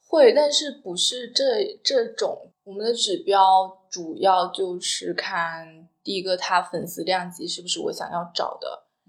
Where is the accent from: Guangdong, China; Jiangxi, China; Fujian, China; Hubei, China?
Guangdong, China; 我是广东人嘛